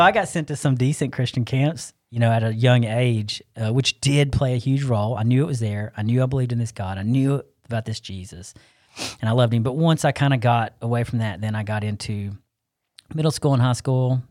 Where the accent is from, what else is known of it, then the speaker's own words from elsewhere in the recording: Arden, North Carolina, United States; I grew up here in Asheville, actually South Asheville. I don't claim Asheville, I cla-, I claim Arden